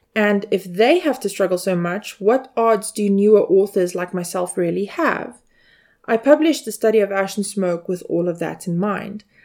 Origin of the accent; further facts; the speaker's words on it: South Africa; as a South African citizen